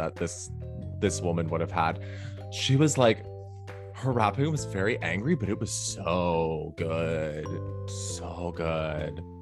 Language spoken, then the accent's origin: English; Toronto, Ontario, Canada; That I grew up with in Toronto